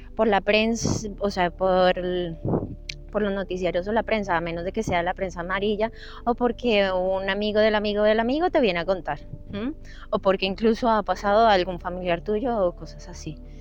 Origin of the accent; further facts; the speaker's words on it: Bogotá, Colombia; moved away as an adult; now in Madrid, Spain; Yo nací en Bogotá, Colombia, y tomé la decisión de venirme a Madrid hace unos ocho años